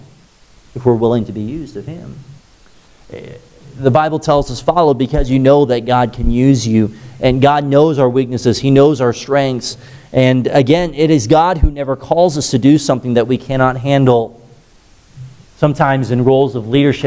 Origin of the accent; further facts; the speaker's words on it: United States; my mother is from Hong Kong, and I have that part Asian in me. Boy, I don't speak a lick of Chinese. I'm about American as they get